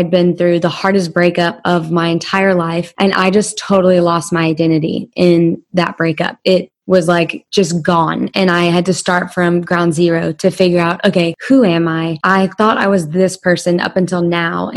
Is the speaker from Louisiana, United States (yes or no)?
yes; Louisiana, United States; I'm from Louisiana